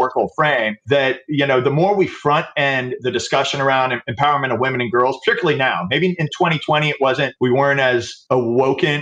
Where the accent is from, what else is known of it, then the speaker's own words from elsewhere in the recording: the American South, United States; I grew up in the American South in the 70s